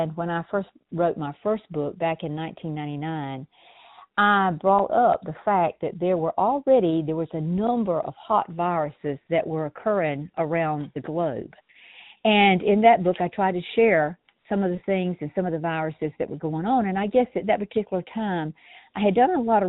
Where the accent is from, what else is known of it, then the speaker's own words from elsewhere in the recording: South Georgia, United States; being born and raised in South Georgia